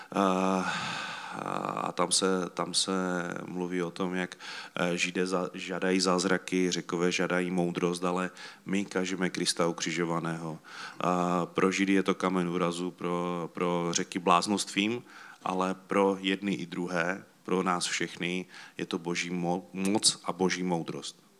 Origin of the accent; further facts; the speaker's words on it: Czechia; My jsme Češi